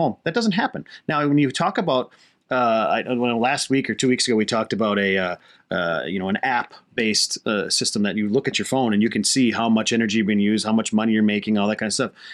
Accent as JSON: {"language": "English", "country": "United States", "said": "as an American society"}